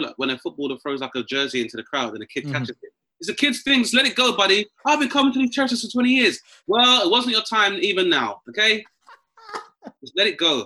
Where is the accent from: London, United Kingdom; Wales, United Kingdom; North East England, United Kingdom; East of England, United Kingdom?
London, United Kingdom; I grew up in Southeast London